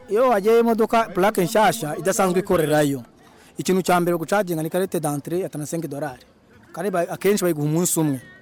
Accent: Rwanda; nk'abanyarwanda dukorera muri congo

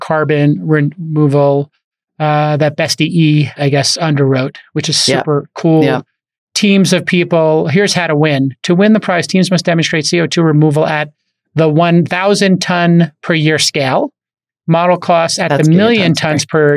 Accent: New York City, New York, United States; I grew up in Bay Ridge, Brooklyn

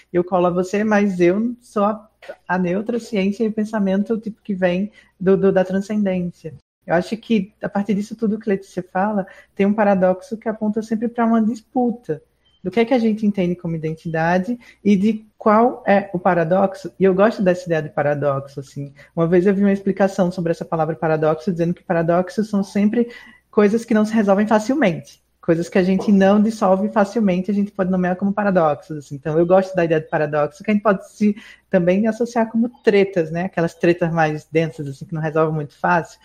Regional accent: Pernambuco, Brazil; now in Southeast Brazil; sou pernambucana vivendo um processo migratório pelo Sudeste

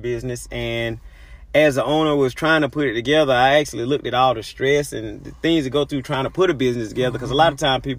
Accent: Albany, Georgia, United States; I'm from Albany, Georgia

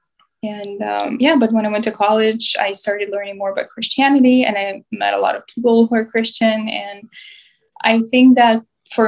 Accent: Mykolaiv, Mykolaiv Oblast, Ukraine; moved away as an adult; also born or lived in Europe; now in United States; I'm originally from Ukraine. I was born and raised in the city of Mykolaiv, which is in the southern part of Ukraine.

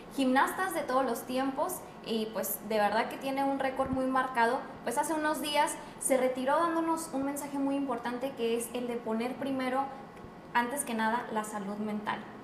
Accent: Mexico; nosotros como mexicanos

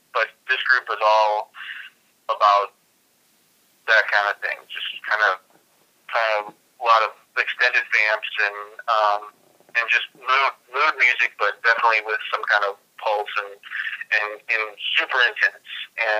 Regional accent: St. Louis, Missouri, United States; moved away as an adult; also born or lived in Illinois; now in Oakland, United States; When I was growing up in St. Louis

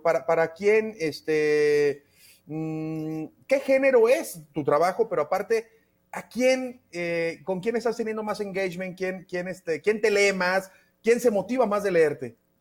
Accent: Mexico; como mexicanos y mexicanos

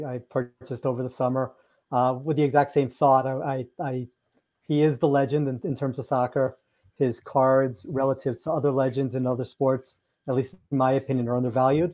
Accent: Westchester County, New York, United States; I am from Westchester County in New York

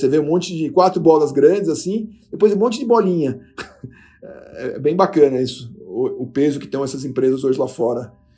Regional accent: Brazil; como brasileiro

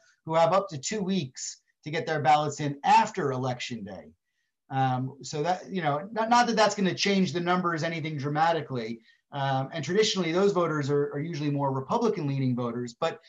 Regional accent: New Jersey, United States; grew up in New Jersey. I grew up in New Jersey.

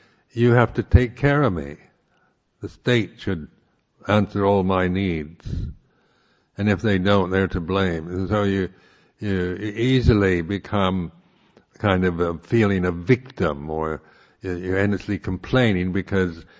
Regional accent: United States; I am, being American, culturally an egalitarian

